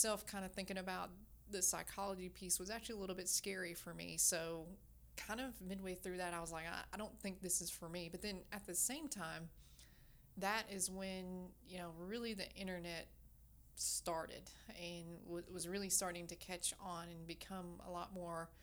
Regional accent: Kentucky, United States; I grew up about an hour and a half in the state of Kentucky on a farm

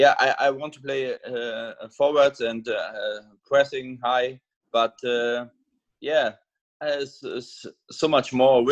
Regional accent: East Germany, Germany; English is a second language; also born or lived in Hamburg; now in Hannover, Germany; I played for my hometown in East Germany, and then I moved to Hamburg

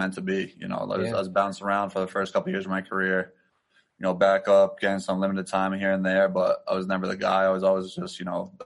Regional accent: New England, United States; put my roots kind of down here in the New England area

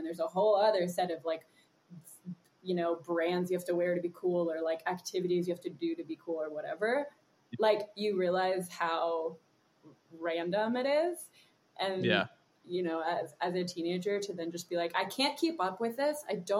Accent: Germany; born there; Yeah, I grew up in a lot of different places. I was born in Germany and I moved to different international schools my whole life

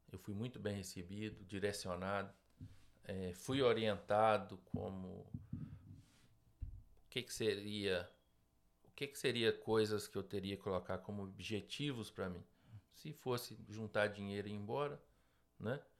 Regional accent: Bom Jesus do Galho, Minas Gerais, Brazil; also born or lived in Ipatinga; pequena cidade de Minas Gerais. Cresci e morei uma época em Ipatinga, depois dos meus 14 anos.

